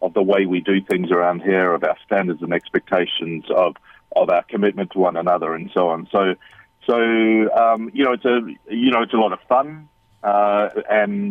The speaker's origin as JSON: {"language": "English", "country": "New Zealand", "also_born_or_lived": "London, United Kingdom / Bali, Indonesia", "moved": "yes", "lives_now": "United Kingdom", "said": "I'm a Kiwi. I'm a New Zealander, though I've lived in London in the United Kingdom"}